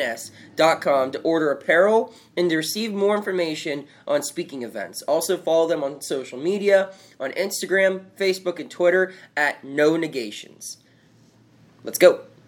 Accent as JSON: {"language": "English", "town": "Pittsburgh", "region": "Pennsylvania", "country": "United States", "said": "we're from Pittsburgh"}